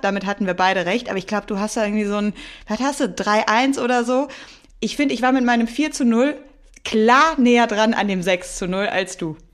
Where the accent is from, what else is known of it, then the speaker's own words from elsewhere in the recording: Cologne, North Rhine-Westphalia, Germany; für mich als gebürtige Kölnerin